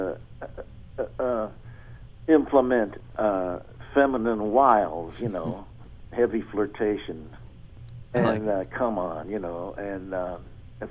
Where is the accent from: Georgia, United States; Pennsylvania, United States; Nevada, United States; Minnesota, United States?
Minnesota, United States; Minneapolis; moved away; Minneapolis is my hometown